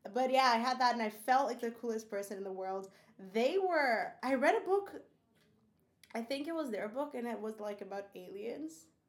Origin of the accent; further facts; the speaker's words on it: Brazil; I grew up in Brazil, but I didn't grow up in like the desert.